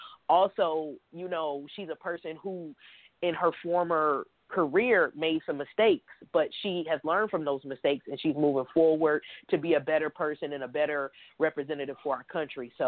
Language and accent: English; Detroit, Michigan, United States; I was raised in Detroit, Michigan